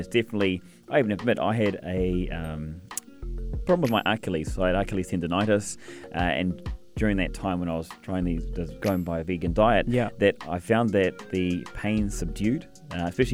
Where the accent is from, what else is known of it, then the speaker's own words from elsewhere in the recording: New Zealand; now in United Arab Emirates; I'm a New Zealander